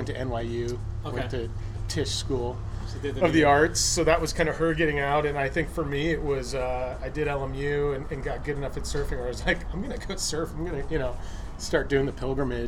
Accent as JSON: {"language": "English", "town": "Los Angeles", "region": "California", "country": "United States", "tie": "born or raised there", "said": "I'm born and raised in the Los Angeles area, So my parents are still in a house in Pasadena"}